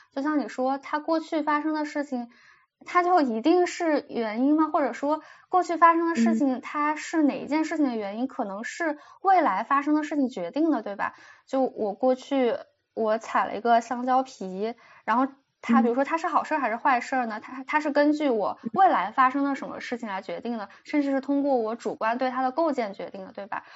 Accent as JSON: {"language": "Chinese", "country": "China", "said": "我们中国人从小背的那很多诗词呀"}